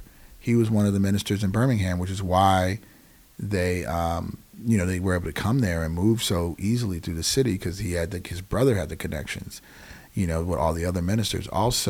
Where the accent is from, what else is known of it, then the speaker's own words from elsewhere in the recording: Germany; And I grew up in Germany, like I said before.